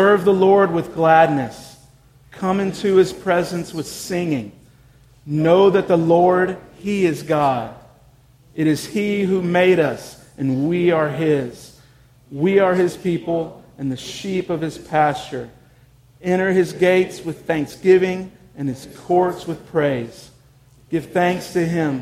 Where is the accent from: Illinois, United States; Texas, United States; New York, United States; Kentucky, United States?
Texas, United States; Houston; moved away; my friends and family in my hometown of Houston were underwater